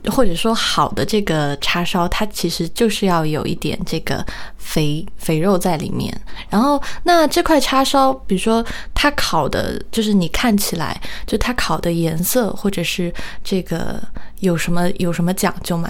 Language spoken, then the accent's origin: Chinese; Sichuan, China; moved away as an adult; also born or lived in Shanghai; 我是四川人